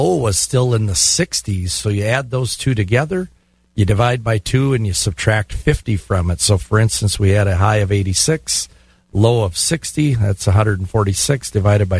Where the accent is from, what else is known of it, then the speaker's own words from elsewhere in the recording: Glenwood City, Wisconsin, United States; Glenwood City, my hometown